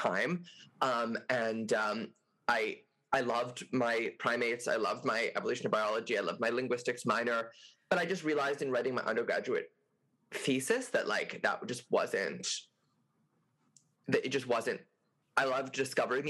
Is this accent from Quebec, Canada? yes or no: yes; Montreal, Quebec, Canada; also born or lived in New York; I'm from Quebec, I'm from Montreal, so we have CJEP here